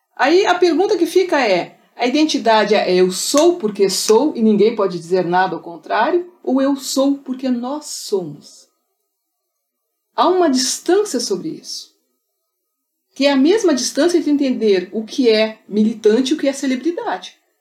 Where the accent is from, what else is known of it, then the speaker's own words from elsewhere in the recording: Pelotas, Rio Grande do Sul, Brazil; Eu nasci em Pelotas, a terra das charqueadas